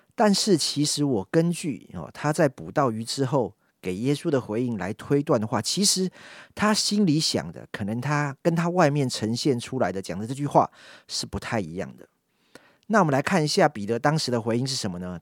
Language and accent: Chinese; Yonghe, New Taipei, Taiwan; 从小就在永和礼拜堂长大， 好， 从主日学一路上来到学生牧区